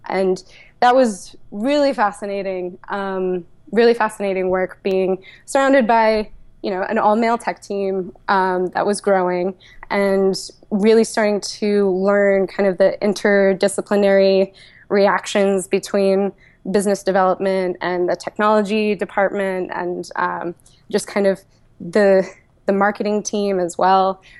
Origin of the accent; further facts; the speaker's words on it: Levittown, Pennsylvania, United States; I grew up in Levittown, just on the outskirts of Philly